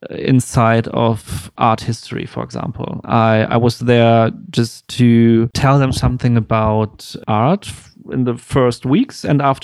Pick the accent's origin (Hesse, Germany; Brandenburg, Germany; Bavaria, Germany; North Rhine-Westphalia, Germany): North Rhine-Westphalia, Germany; Bielefeld; moved away as an adult; now in Berlin, Germany; No, I'm from Bielefeld, small town next to Hannover, where I also studied photography. And then I moved here 2009